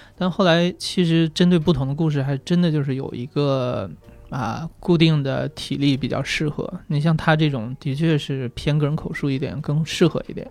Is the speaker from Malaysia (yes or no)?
no; Northeast China, China; 我是东北人嘛